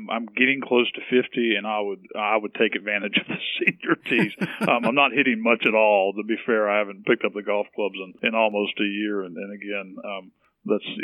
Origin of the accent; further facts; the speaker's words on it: Nashville, Tennessee, United States; moved away; I'm from Tennessee originally